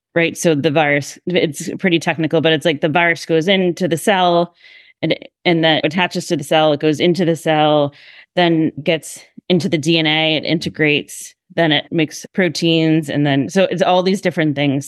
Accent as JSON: {"language": "English", "region": "Massachusetts", "country": "United States", "also_born_or_lived": "Hershey, Pennsylvania", "moved": "as an adult", "lives_now": "Philadelphia, United States", "said": "originally I'm from Massachusetts"}